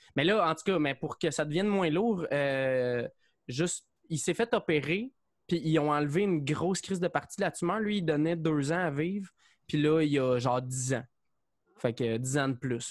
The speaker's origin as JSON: {"language": "French", "town": "Saint-Mathias-sur-Richelieu", "region": "Quebec", "country": "Canada", "moved": "as an adult", "lives_now": "Longueuil, Canada", "said": "je viens de Saint-Mathieu, je suis sur Richelieu"}